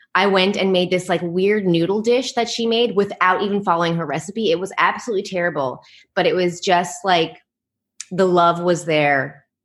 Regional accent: Canada; moved away as an adult; also born or lived in New York, United States / Netherlands; now in Taipei, Taiwan; I'm from Canada, but I've lived in Europe and I'm living, I'm in Taiwan right now

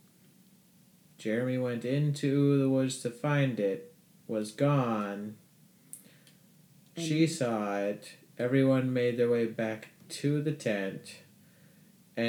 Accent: Chicago, Illinois, United States; We have accents

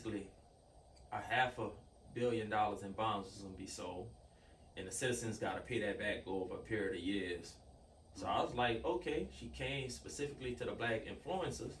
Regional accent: New Orleans, Louisiana, United States; I'm from New Orleans

